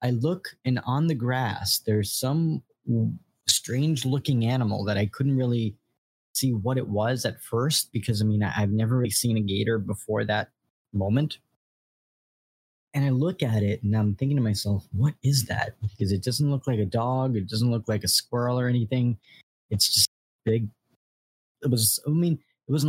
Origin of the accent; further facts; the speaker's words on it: New York, United States; also born or lived in central Florida; now in Florida, United States; I'm originally from New York, so the Florida atmosphere and the environment was fairly new to me when I first moved here